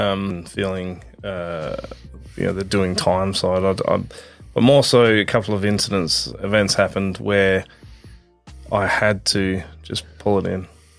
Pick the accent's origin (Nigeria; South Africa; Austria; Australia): Australia; Adelaide, South Australia; We were in North Haven. We grew up in North Haven.